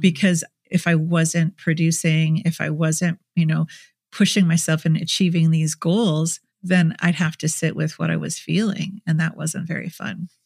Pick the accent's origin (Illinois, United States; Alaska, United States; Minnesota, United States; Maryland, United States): Minnesota, United States; in Minnesota where I grew up